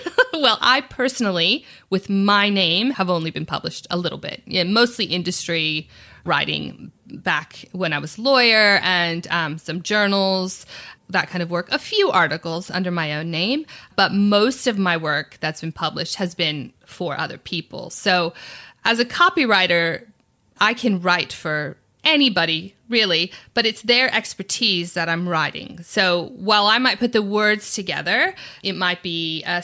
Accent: United States; moved away as an adult; also born or lived in New York; now in Sydney, Australia; I'm from America.

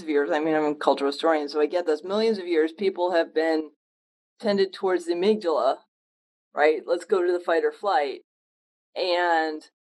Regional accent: Western Connecticut, United States; growing up in Western Connecticut, not Eastern Connecticut where you are, but Western Connecticut

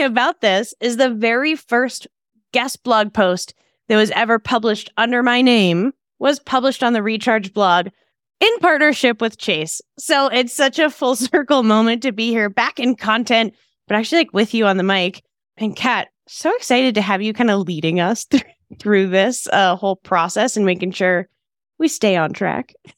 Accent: Texas, United States; I'm from Texas

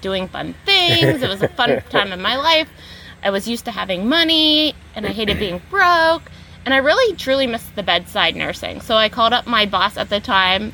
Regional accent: Pennsylvania, United States; it's my hometown. Like, I grew up there.

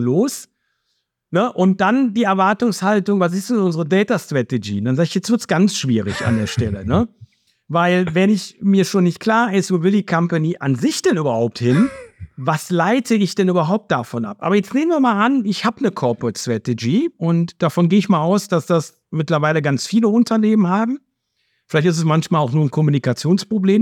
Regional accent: Cologne, North Rhine-Westphalia, Germany; accent: Rhenish dialect; ich komme aus Köln. Ne, das kann ich allein schon, das hört man, glaube ich, äh, zumindest den rheinischen Dialekt. Den kann ich nicht verleugnen.

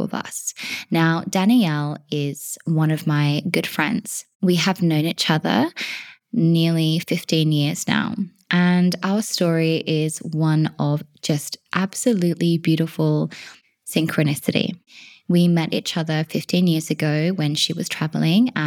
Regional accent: Australia; moved away as an adult; now in Wales, United Kingdom; I am originally from Australia

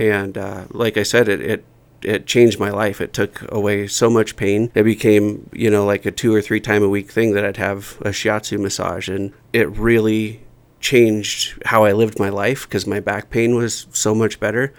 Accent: Oregon, United States; moved away as an adult; also born or lived in Alaska; now in Jackson, United States; I grew up in a small town in, in Oregon

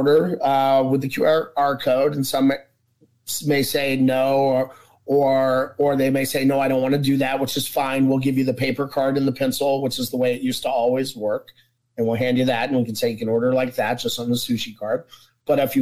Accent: Atlanta, Georgia, United States; moved away as an adult; also born or lived in New York / Florida / Connecticut; I'm from Atlanta, Georgia.

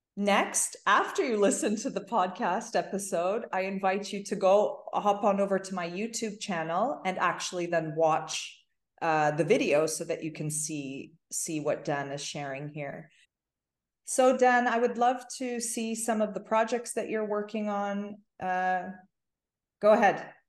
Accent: Toronto, Ontario, Canada; I grew up in Toronto

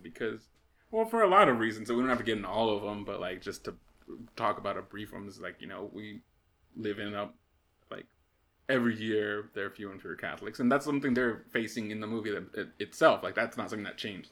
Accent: United States; as an American

